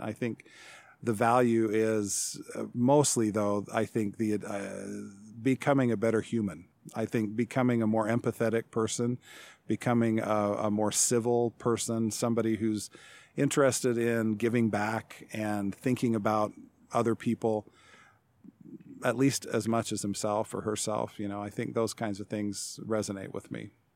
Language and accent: English; Salt Lake City, Utah, United States; also born or lived in Seattle, Washington / Provo, Utah; now in Chadron, United States; I grew up mostly in metropolitan Salt Lake City in Utah